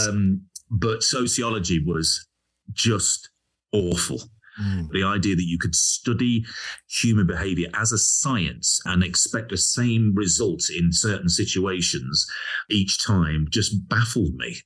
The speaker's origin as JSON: {"language": "English", "town": "Leicester", "region": "East Midlands", "country": "United Kingdom", "accent": "regional accent", "said": "I couldn't pronounce my H's because I was from Leicester, and I had a sort of regional accent"}